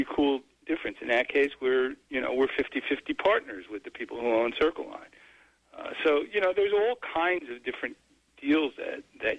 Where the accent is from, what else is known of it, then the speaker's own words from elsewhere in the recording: New Jersey, United States; I grew up in Jersey